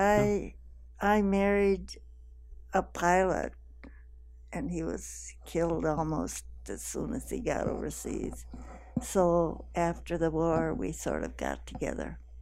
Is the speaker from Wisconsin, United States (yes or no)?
yes; Wisconsin, United States; moved away as an adult; now in Davis, United States; I'm from the Midwest. I'm from Wisconsin